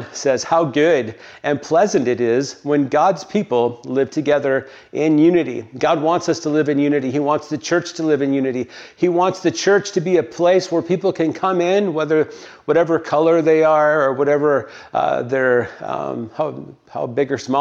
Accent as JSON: {"language": "English", "region": "the North", "country": "United States", "also_born_or_lived": "Tennessee", "said": "I was a Yankee"}